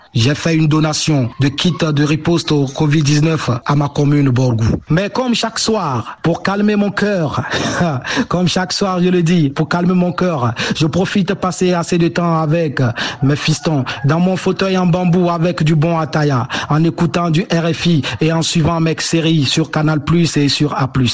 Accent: Savanes, Togo; also born or lived in Dapaong; je viens de la tête du Togo appelé Savane. À Dapon où je réside

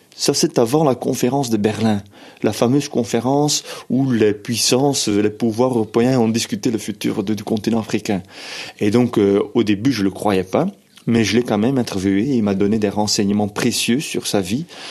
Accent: Flanders, Belgium; first language Dutch; French is a second language; now in Brussels, Belgium; moi, je suis flamand, je suis belge d'expression euh, néerlandophone, et je viens d'une région où

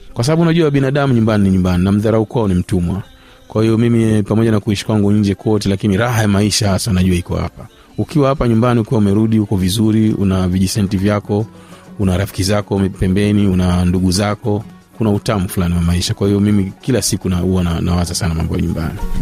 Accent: Tanga, Tanga Region, Tanzania; moved away as an adult; also born or lived in Kenya / Japan; Tanga, mimi nimesomea Tanga, nimezaliwa Tanga nikosomea Tanga

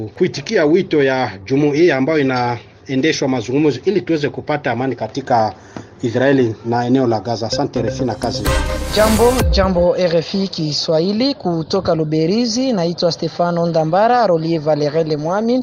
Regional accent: Rutshuru, North Kivu, DR Congo; now in Kampala, Uganda; naishi hapa Kampala, lakini mimi ni mkongomani kutoka Ruchuru, Nord Kivu

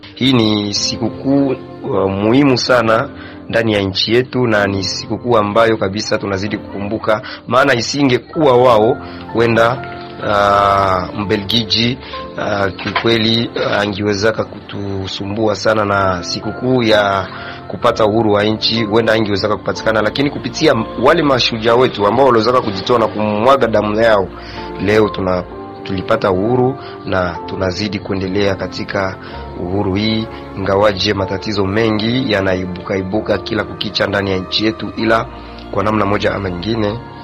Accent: Kamanyola, South Kivu, DR Congo; Toka diara Congo, Kamanyola, tarafani Walungu

